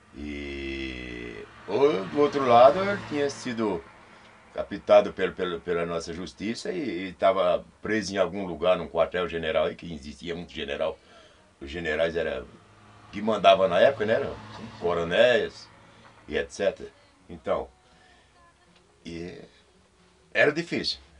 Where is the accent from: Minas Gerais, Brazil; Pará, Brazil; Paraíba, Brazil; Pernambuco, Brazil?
Pernambuco, Brazil; now in São Paulo, Brazil; lá onde eu morava em Pernambuco, eu sou de Pernambuco